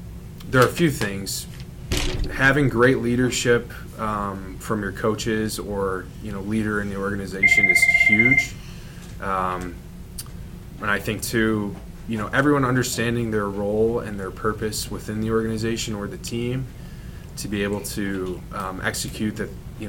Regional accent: Downers Grove, Illinois, United States; moved away as an adult; also born or lived in Wisconsin / Los Angeles; I'm from Downers Grove. I grew up here my entire life

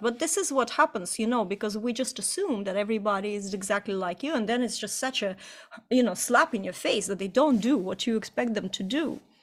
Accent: Estonia; moved away; also born or lived in Ireland; just before we immigrated from Ireland back into Estonia, where I'm from originally

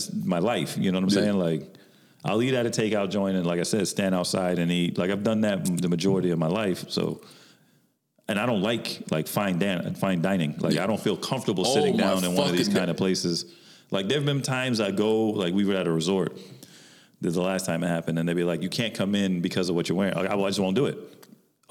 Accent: New York, United States; moved away; when I was growing up in New York

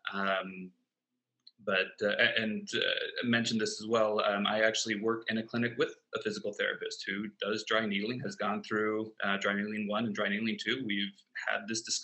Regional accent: Michigan, United States; moved away as an adult; also born or lived in San Diego, California; now in Colorado, United States; I am originally from Michigan.

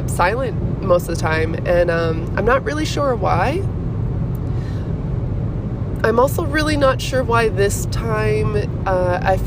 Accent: Minnesota, United States; moved away; I'm from Minnesota

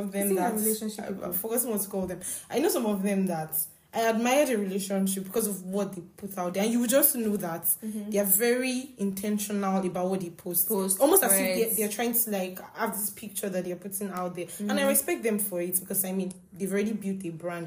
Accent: Nigeria; I'm a Nigerian, I'm an African.

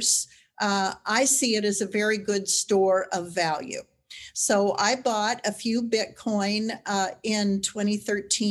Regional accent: Wyoming, United States; I'm a ranch girl from Wyoming. I was born near Cheyenne and ranch there to this day

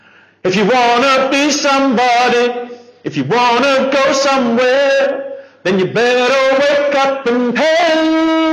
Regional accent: Dubai, United Arab Emirates; So our story, I grew up in Dubai. I was there for 18 years, and Dubai was rad in the 80s. I was born in 81

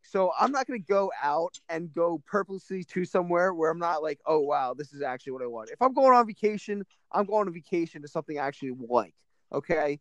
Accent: United States; I'm not Irish. I'm from Irish descent, but I'm American

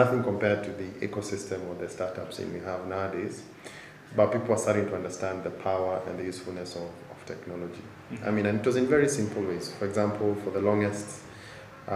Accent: Nairobi, Kenya; born or raised there

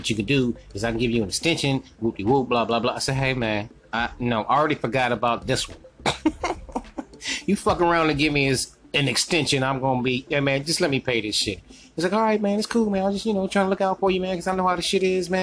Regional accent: North Carolina, United States; I'm from North Carolina

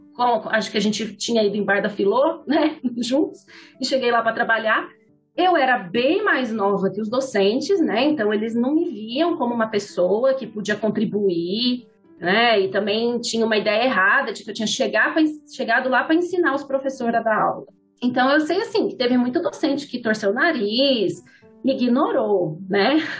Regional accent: Ribeirão Preto, São Paulo, Brazil; Sou da capital, nasci em São Paulo, mas eu vim para Ribeirão, eu era criança

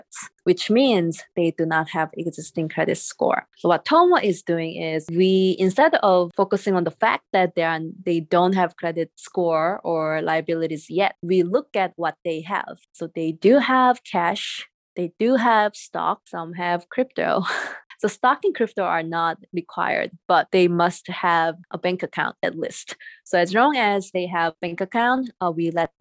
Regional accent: Seoul, South Korea; English is a second language; moved away as an adult; now in United States; I'm originally from Seoul, South Korea, and I came here for schools, and my parents didn't come here with me

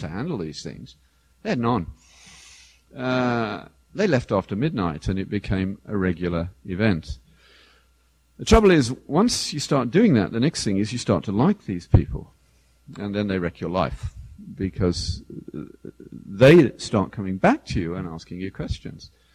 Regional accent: the British equivalent of Detroit, England, United Kingdom; I grew up in the British equivalent of Detroit

